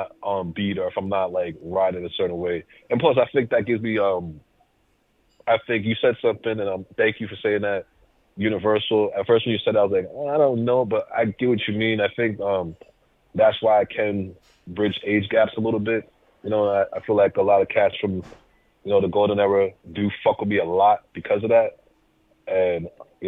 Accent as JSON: {"language": "English", "town": "Worcester", "region": "Massachusetts", "country": "United States", "accent": "Massachusetts", "said": "I come from a place called Worcester in Massachusetts. A lot of our words sound sharp"}